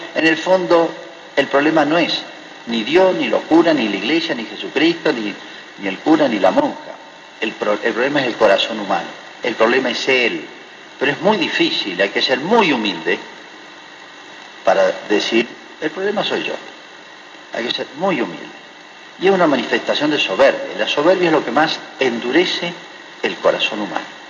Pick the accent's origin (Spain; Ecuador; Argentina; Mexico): Argentina; also born or lived in Malargüe, Mendoza; en Argentina